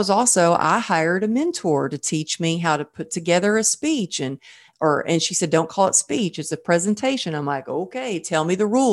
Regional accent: Texas, United States; I'm from Texas

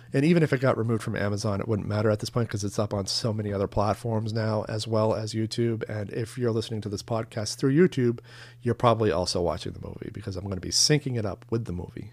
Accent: Long Island, Maine, United States; moved away as an adult; now in New York, United States; my hometown in Long Island, Maine, Casco Bay in the Gulf of Maine. That's where I grew up

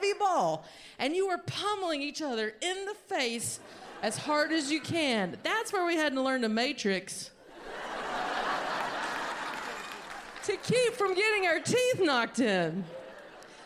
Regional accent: North Carolina, United States; I'm from North Carolina

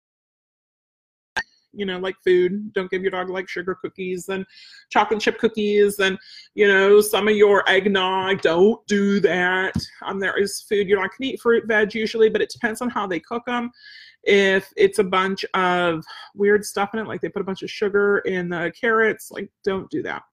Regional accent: outside Pittsburgh, Pennsylvania, United States; we had such an extended family growing up outside Pittsburgh

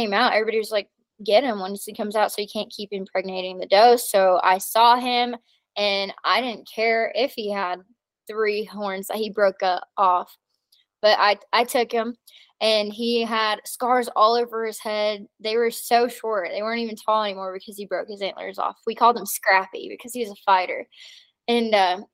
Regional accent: Tennessee, United States; moved away as an adult; also born or lived in New Jersey / Colorado / Alabama; now in New Mexico, United States; when I was 8 years old, we moved to Tennessee

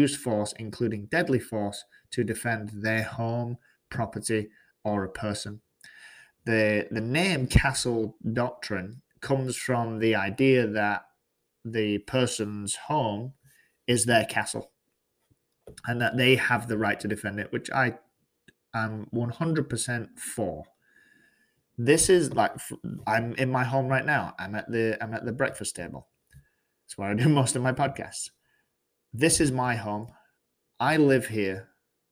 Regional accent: England, United Kingdom; now in Georgia, United States; It's not where I'm from. I'm from England.

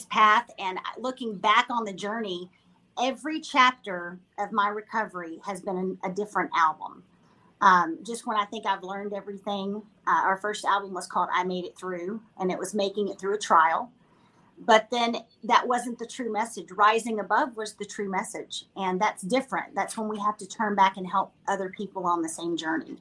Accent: Dallas, Texas, United States; my hometown of Dallas, Texas

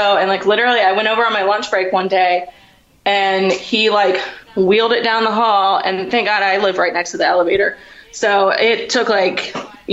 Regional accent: Richmond, Virginia, United States; also born or lived in Washington, District of Columbia, United States; I'm from Richmond, Virginia

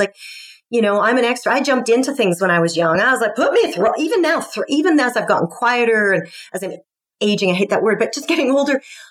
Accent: Scotland, United Kingdom; I'm Scottish

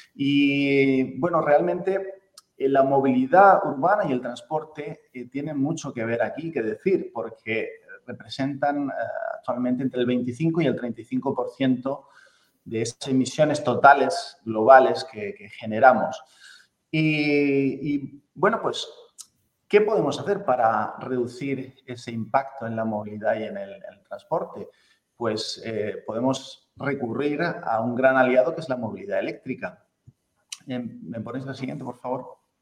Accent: Spain

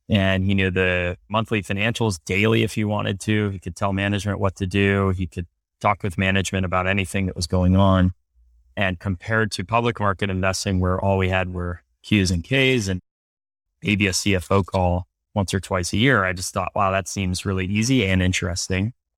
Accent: Cleveland, Ohio, United States; moved away as an adult; also born or lived in Princeton; I was born and raised in Cleveland, Ohio

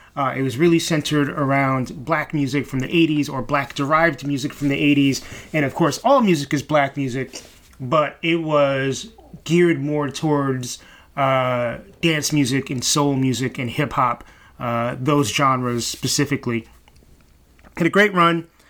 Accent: New York City, New York, United States; I grew up here in Brooklyn, grew up in East Flatbush, East 45th in Church.

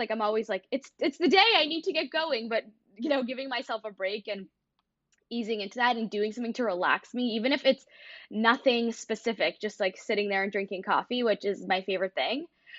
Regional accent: Toronto, Ontario, Canada; now in Michigan, United States; I moved here from Toronto to Michigan

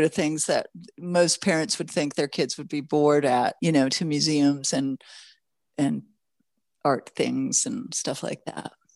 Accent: Los Angeles, California, United States; also born or lived in Toronto, Canada / Mexico; I was born in Toronto, Canada, raised in Los Angeles

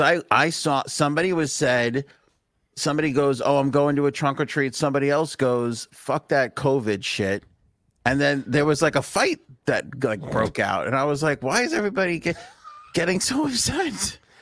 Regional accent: New York City, New York, United States; moved away; We grew up in Queens

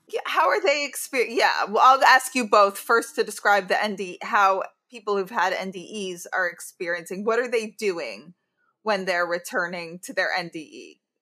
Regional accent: New York, United States; as a New Yorker

